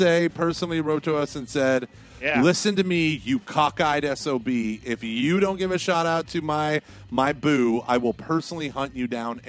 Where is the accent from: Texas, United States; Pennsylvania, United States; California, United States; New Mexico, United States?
Texas, United States; Houston; You can tell I'm from Houston